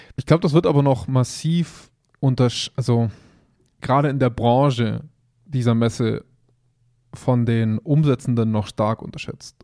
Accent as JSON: {"language": "German", "town": "Augsburg", "region": "Bavaria", "country": "Germany", "tie": "born or raised there", "said": "bei uns in Augsburg"}